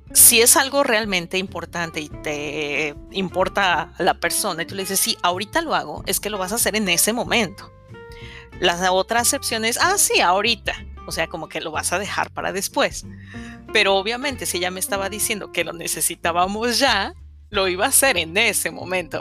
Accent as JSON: {"language": "Spanish", "country": "Mexico", "said": "soy mexicana y estoy casada desde hace quince años con un venezolano"}